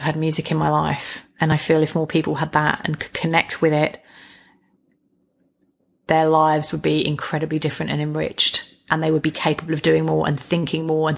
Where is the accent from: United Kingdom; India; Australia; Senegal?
United Kingdom; England; we're both English.